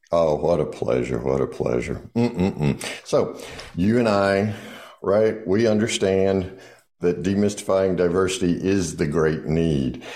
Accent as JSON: {"language": "English", "area": "the South", "region": "Southern United States", "country": "United States", "said": "I'm a Southerner"}